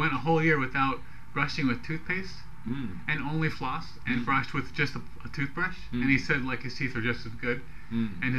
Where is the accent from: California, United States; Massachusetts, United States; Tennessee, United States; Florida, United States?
California, United States; San Francisco Bay Area; we're not actually in San Francisco, we're 40 miles from San Francisco.